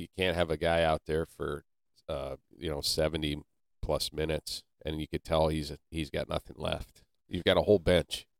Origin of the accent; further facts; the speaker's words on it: Canton, Ohio, United States; I was born and raised in Canton, Ohio, which is the birthplace of professional football.